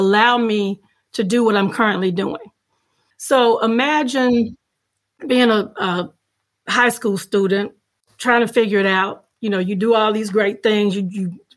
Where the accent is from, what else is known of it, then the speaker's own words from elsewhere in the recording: Carthage, Mississippi, United States; also born or lived in Greenville, Mississippi; I grew up 8 miles outside of Carthage, really on the banks of the Pearl River